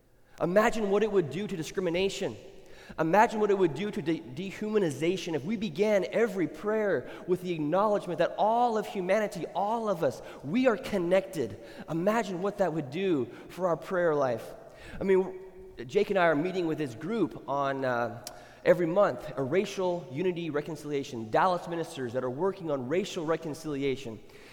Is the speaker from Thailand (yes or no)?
yes; Thailand; moved away; when I grew up in Thailand, names were very... They characterize who the person was or who they looked like.